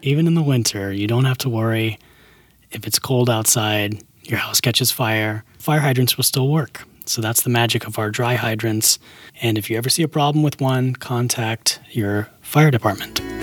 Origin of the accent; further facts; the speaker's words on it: Alabama, United States; now in Las Vegas, United States; where I grew up in Alabama.